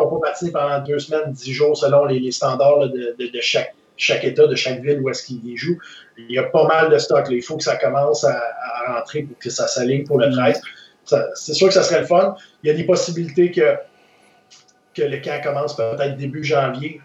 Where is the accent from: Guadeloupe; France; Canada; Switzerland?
Canada; Quebec City, Quebec; j'ai été élevé à Québec